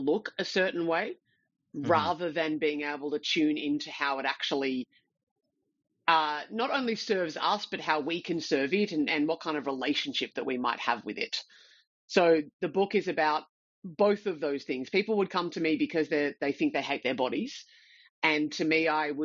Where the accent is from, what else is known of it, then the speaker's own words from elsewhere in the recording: Australia; I'm Australian